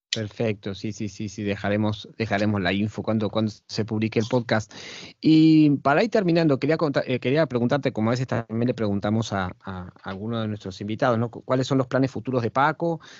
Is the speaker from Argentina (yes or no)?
yes; Argentina; moved away; mi país de origen, que es, Argentina.